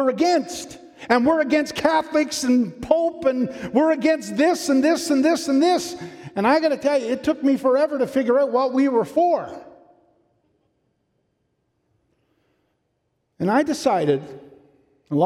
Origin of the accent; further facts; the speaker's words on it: Newfoundland and Labrador, Canada; I'm from Newfoundland